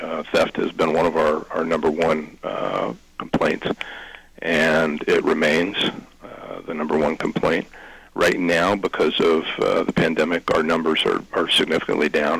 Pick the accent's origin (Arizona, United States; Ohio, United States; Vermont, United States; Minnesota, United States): Ohio, United States; Albany; also born or lived in Nelsonville, Ohio; I'm a, a lifelong Athens County native. I was born in Nelsonville, uh, raised in Albany.